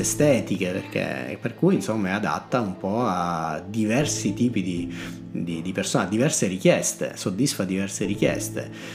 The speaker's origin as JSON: {"language": "Italian", "region": "Sicily", "country": "Italy", "moved": "as an adult", "lives_now": "Bologna, Italy", "said": "io sono siciliano, sono arrivato a Bologna a 18 anni per fare l'università."}